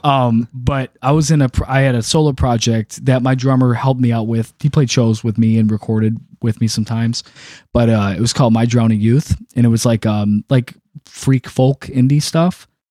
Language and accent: English; Detroit, Michigan, United States; also born or lived in Macomb County; originally, um, like, East Metro Detroit, I've lived up and down Gratiot Avenue